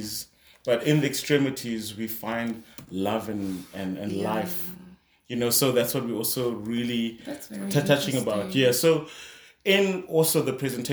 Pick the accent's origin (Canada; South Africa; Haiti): South Africa; Kimberley, Northern Cape; also born or lived in New York; we're back in Kimberley